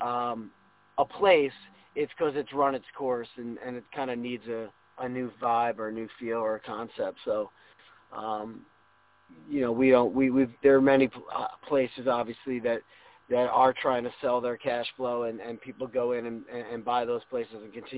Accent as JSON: {"language": "English", "region": "New Jersey", "country": "United States", "tie": "born or raised there", "also_born_or_lived": "Ohio / Cincinnati", "moved": "yes", "said": "I grew up in New Jersey"}